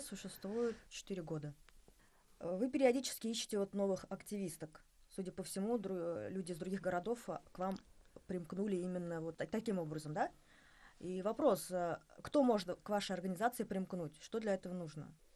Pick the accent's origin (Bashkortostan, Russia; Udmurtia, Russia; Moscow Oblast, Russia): Bashkortostan, Russia; я из Башкортостана